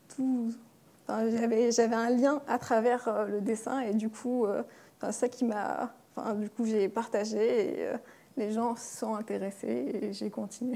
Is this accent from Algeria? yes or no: yes; Algeria; now in France; algérienne, je suis née en Algérie et toute ma famille est en Algérie